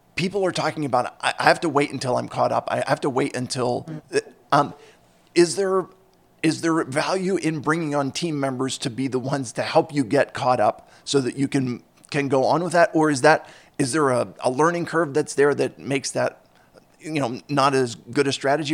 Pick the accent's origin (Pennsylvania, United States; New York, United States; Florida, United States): Pennsylvania, United States; Philadelphia; I grew up in Philadelphia, and so I, uh, or in the Philadelphia suburbs